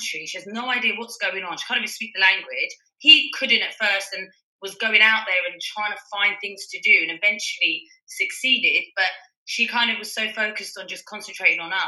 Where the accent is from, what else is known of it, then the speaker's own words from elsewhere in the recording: London, United Kingdom; I'm Iranian and I was born in London.